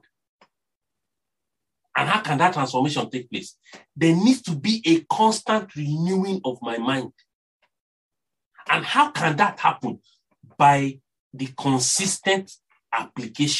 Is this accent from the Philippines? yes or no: no; Nigeria; accent: Nigerian; my Nigerian accent